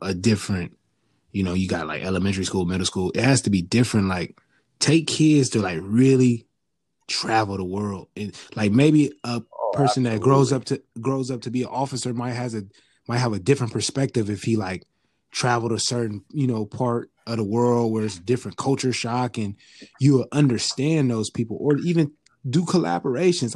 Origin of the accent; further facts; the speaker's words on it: the Bay Area, California, United States; I'm from the Bay Area